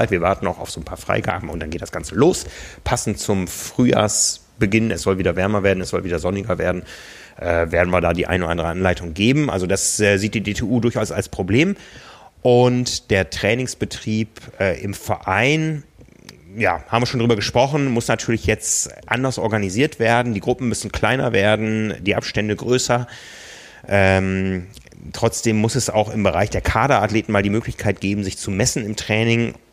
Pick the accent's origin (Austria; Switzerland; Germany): Germany; Osnabrück, Lower Saxony; now in Hamburg, Germany; Also ich weiß aus meiner Heimatstadt Osnabrück, da war immer der 1. Mai, war Eröffnung. Hier in Hamburg handhabt man es eher so